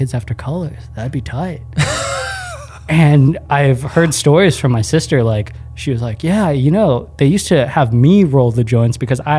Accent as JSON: {"language": "English", "country": "Philippines", "said": "We're pretty fair-skinned for being Filipino, and in the Philippines, everyone's pretty brown."}